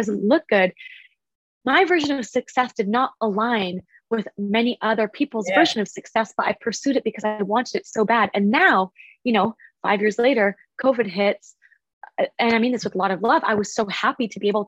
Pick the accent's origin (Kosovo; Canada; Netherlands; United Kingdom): Canada; Vancouver, British Columbia; I'm from Vancouver. I'm from Canada.